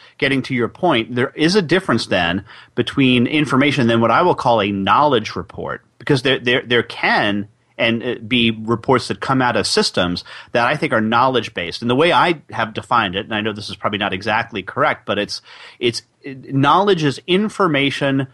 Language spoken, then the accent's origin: English; New York City, New York, United States; New York City, my hometown